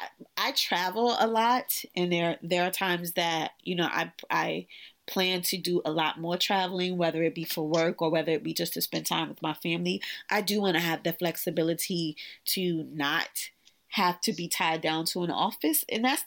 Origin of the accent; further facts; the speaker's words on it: New York City, New York, United States; as a New Yorker who has lived through both of the blackouts, and I've lived through 9/11, I've lived through, you know, a lot of the tragedies that have happened here in New York City